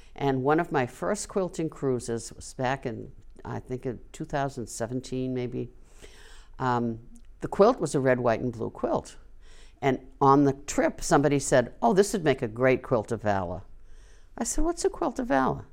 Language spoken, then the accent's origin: English; Wilmington, Massachusetts, United States; moved away as an adult; now in Tewksbury, United States; I was brought up here. I taught for thirty-six years here.